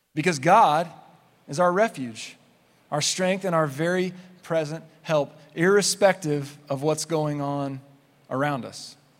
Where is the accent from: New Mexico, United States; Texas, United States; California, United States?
New Mexico, United States; Clovis; I grew up in Clovis, New Mexico